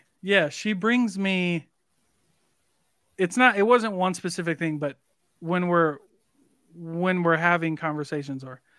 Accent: Iowa, United States; Like, I'm from Iowa. Like, you raise corn and cattle.

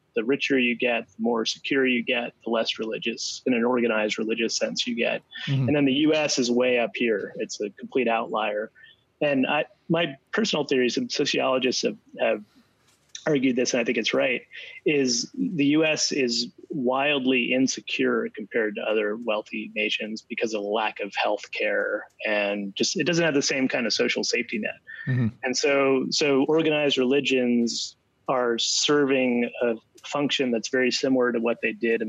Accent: New Jersey, United States; accent: Jersey; I'm American originally. Oh. So I'm from New Jersey originally. And I can pull out the Jersey accent.

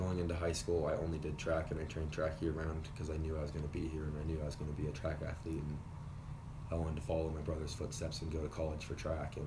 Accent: Renton, Washington, United States; I'm from Renton in Seattle area, so I've thrown in the rain my whole life

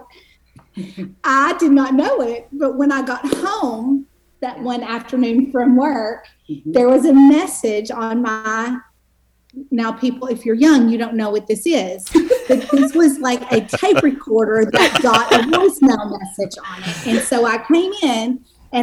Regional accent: Longview, Texas, United States; moved away as an adult; now in Austin, United States; I grew up in Longview, Texas, which I will call the twin city to Tyler

